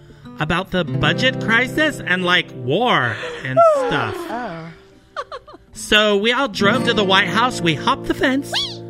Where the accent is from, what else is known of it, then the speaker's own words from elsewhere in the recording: California, United States; my roots is that I was raised in the San Fernando Valley.